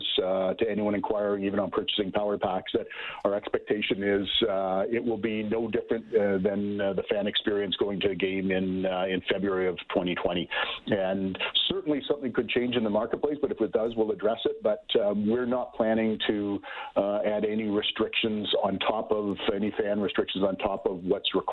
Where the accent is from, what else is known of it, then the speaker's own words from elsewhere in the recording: Ontario, Canada; I grew up in Ontario